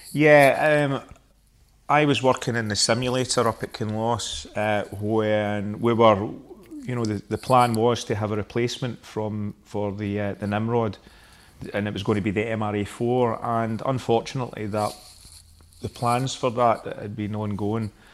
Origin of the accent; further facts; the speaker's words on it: Glasgow, Scotland, United Kingdom; I am from Glasgow